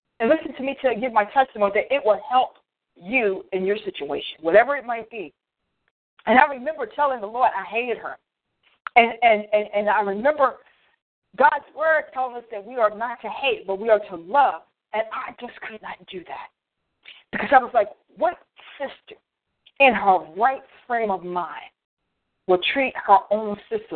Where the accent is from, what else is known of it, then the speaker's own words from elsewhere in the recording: Frederick, United States; here in my hometown, Frederick